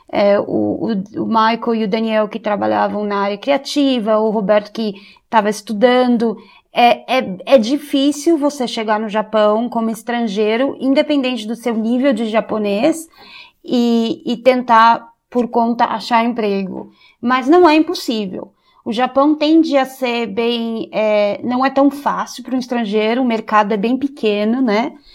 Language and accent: Portuguese; Brazil; moved away as an adult; also born or lived in Kyoto, Japan; now in Japan; ser brasileira